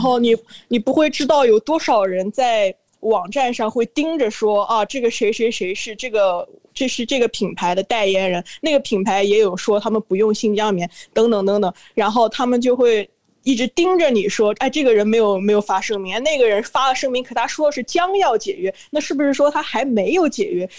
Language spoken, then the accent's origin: Chinese; China; moved away; 我是内，内地来的人